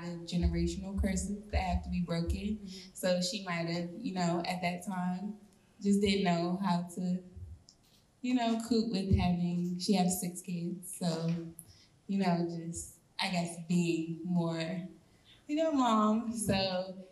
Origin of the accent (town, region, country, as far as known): Maryland, United States; moved away